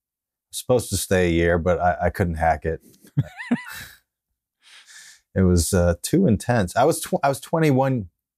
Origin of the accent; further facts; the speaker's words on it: Westchester, New York, United States; also born or lived in Okayama, Japan; Yeah, I'm from Westchester, the suburbs of the city.